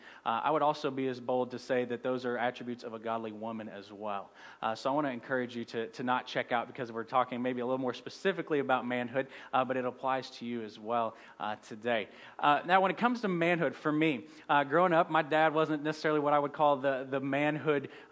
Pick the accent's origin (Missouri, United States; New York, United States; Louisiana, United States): Missouri, United States; St. Louis; I'm from St. Louis